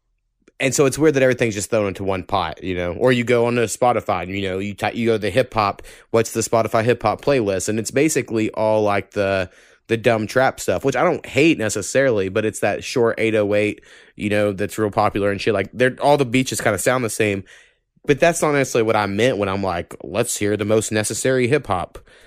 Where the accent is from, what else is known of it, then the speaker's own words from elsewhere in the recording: Oklahoma, United States; when I grew up in Oklahoma